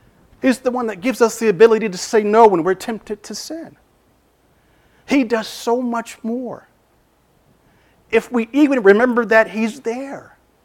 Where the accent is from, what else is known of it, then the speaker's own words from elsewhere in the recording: Arkansas, United States; Now, I'm from Arkansas. I don't sound like it, but I am.